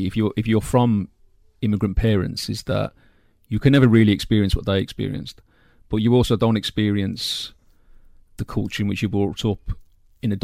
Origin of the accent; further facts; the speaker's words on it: Birmingham, West Midlands, United Kingdom; accent: English; moved away as an adult; now in Cork, Ireland; I'm a poet from Birmingham in the English Midlands, where I was born and raised of Irish parents. And I'm living back now in Cork, where my parents are from